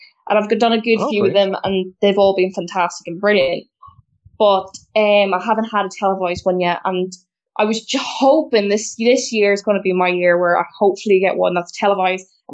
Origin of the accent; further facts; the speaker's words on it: Belfast, Northern Ireland, United Kingdom; I'm from Belfast in the north of Ireland